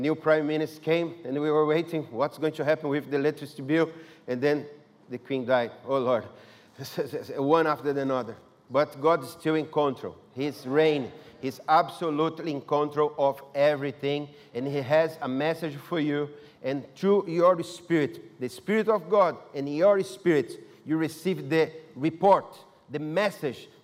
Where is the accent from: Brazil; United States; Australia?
Brazil; English is a second language; moved away; I'm from Brazil